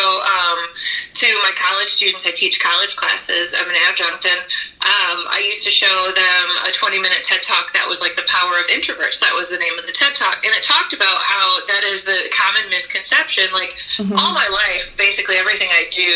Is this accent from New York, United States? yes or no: no; Grand Rapids, Michigan, United States; moved away as an adult; now in Asheville, United States; I grew up in Michigan, which was Grand Rapids, Michigan